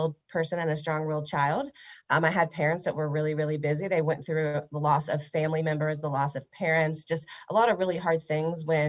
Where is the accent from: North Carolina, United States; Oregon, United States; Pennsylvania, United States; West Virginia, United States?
West Virginia, United States; Huntington; now in Fort Thomas, United States; I grew up in Huntington, West Virginia.